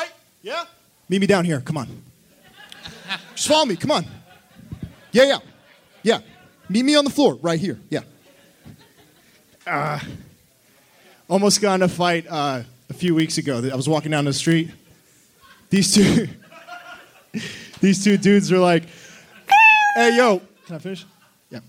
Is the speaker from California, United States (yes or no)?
yes; Burbank, California, United States; I'm from L.A., from Burbank.